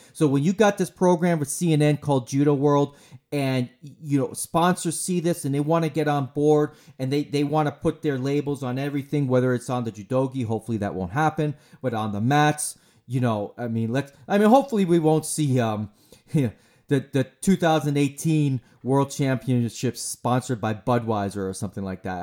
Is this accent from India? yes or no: no; United States; I'm an American